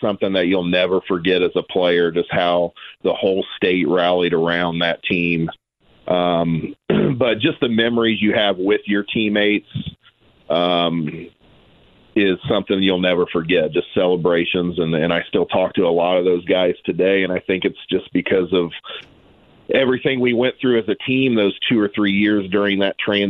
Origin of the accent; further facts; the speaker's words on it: Noblesville, Indiana, United States; we're from Noblesville